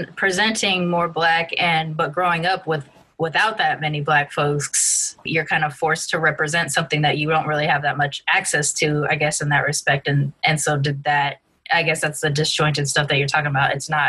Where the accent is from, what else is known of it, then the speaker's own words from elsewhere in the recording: Long Beach, California, United States; I grew up in Long Beach around predominantly a Black and Latinx student body, a little bit of white kids here and there, but I look ambiguously Asian Latin, and so I'm not even representative of any of the groups that are part of my heritage.